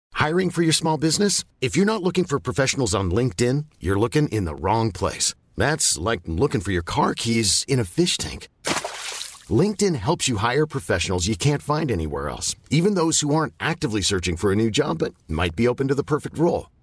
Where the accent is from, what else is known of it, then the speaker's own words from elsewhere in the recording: Côte d’Ivoire; Je disais, euh, Ivory Coast.